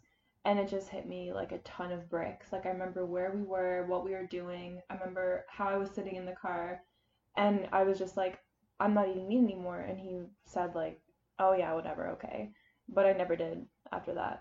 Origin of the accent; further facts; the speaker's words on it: Charlottetown, Prince Edward Island, Canada; I was born in Charlottetown, Prince Edward Island, born and raised.